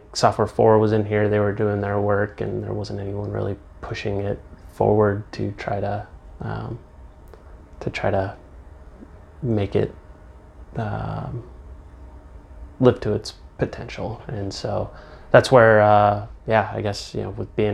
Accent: Phillips, Nebraska, United States; also born or lived in Omaha, Nebraska; now in Aurora, United States; I grew up in Phillips, and, you know, went to school in Aurora

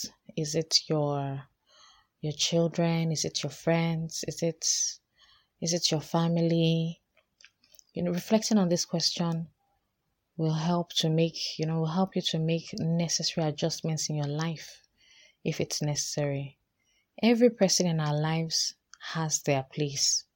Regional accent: Nigeria; also born or lived in Lagos; as a Nigerian living here in Lagos.

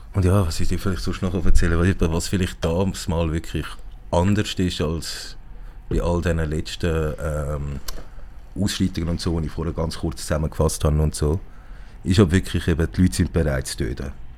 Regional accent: Zurich, Switzerland; Ich bin hier in Zürich geboren und aufgewachsen

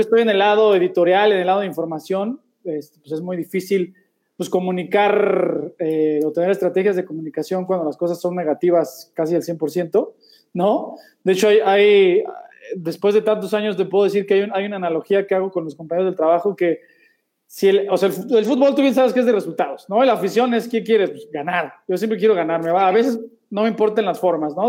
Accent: Mexico City, Mexico; also born or lived in United States / Spain; somos del DF, ahí por

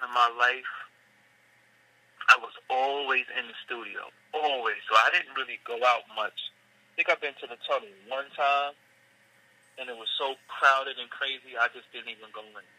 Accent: New York City, New York, United States; also born or lived in Staten Island, New York; that's my hometown, and I grew up not too far from the Barclay Center, walking distance.

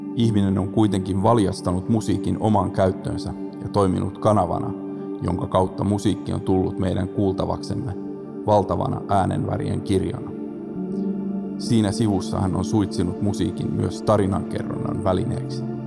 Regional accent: Pori, Satakunta, Finland; also born or lived in Rauma; pidän itseäni perusporilaisena

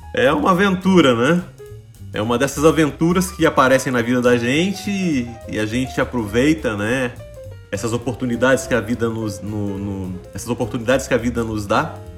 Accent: São João del-Rei, Minas Gerais, Brazil; born or raised there; moved away as an adult; also born or lived in Juiz de Fora, Brazil; now in Canada

